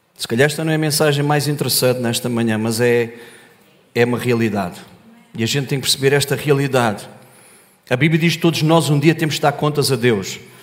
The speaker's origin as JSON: {"language": "Portuguese", "town": "Olhão", "region": "Algarve", "country": "Portugal", "said": "Eu sou do Algarve, sou do Olhão. Terra abençoada."}